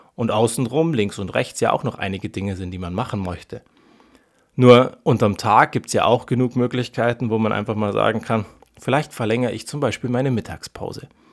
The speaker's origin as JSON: {"language": "German", "country": "Germany", "said": "wir ernähren uns dazu am Ende falsch als Deutsche"}